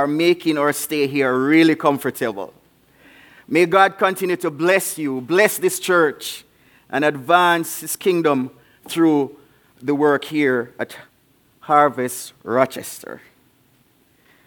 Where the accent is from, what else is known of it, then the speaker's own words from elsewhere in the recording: Jamaica; also born or lived in Davenport, Iowa; now in Spanish Town, Jamaica; I'm from Jamaica